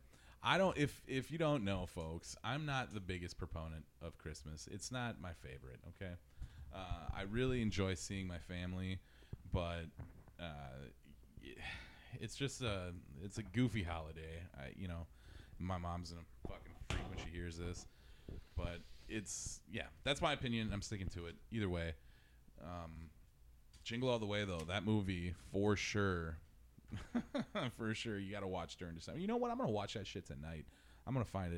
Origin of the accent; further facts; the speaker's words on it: Midwest, United States; I'm from the Midwest. I'm sure I've got this weird accent when I say certain things